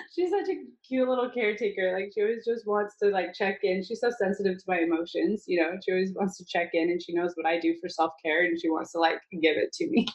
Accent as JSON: {"language": "English", "region": "Utah", "country": "United States", "tie": "born or raised there", "said": "I grew up in Utah"}